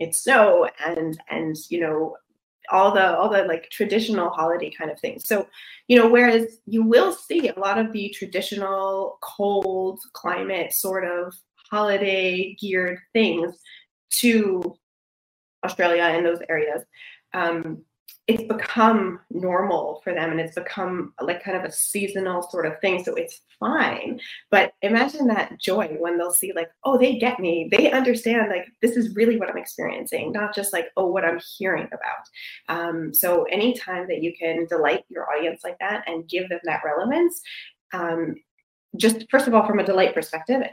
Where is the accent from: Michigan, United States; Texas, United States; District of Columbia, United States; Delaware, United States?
Michigan, United States; I'm from Michigan